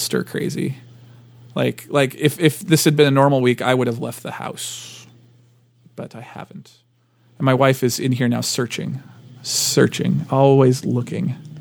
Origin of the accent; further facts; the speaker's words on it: United States; I'm too American